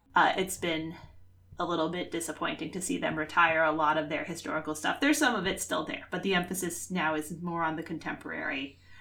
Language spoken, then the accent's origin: English; Worcester, Massachusetts, United States; my hometown of Worcester.